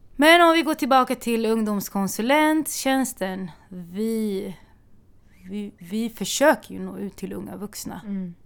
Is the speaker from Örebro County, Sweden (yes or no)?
yes; Örebro, Örebro County, Sweden; moved away as an adult; now in Stockholm, Sweden; Jag kommer från Örebro från början